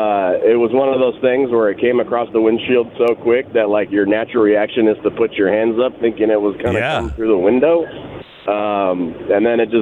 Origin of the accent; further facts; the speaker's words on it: Wisconsin, United States; No, I'm actually from Wisconsin.